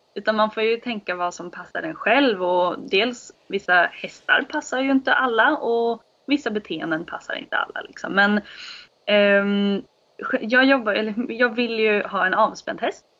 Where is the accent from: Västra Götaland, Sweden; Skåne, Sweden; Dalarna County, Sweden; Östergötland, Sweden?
Östergötland, Sweden; Norrköping; jag bor eh, på mina föräldrars gård utanför Norrköping, på Vikbolandet. Ehm, jag har bott här i hela mitt liv.